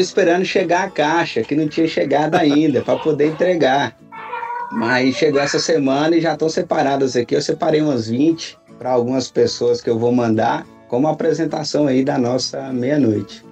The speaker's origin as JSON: {"language": "Portuguese", "town": "Montes Claros", "region": "Minas Gerais", "country": "Brazil", "tie": "born or raised there", "moved": "yes", "lives_now": "Brasília, Brazil", "said": "nasci em Montes Claros, norte de Minas, me criei"}